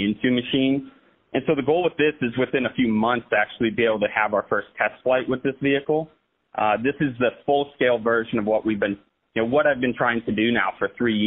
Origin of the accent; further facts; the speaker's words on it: Plymouth, Indiana, United States; I grew up in Plymouth, Indiana